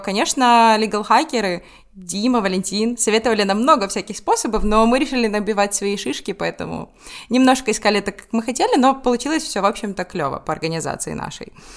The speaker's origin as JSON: {"language": "Russian", "country": "Ukraine", "said": "мы с Украины"}